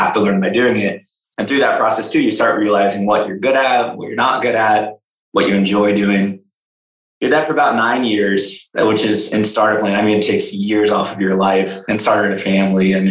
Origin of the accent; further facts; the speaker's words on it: Bay Area, California, United States; also born or lived in Los Angeles, California; I'm from the Bay Area. I grew up in the Bay Area.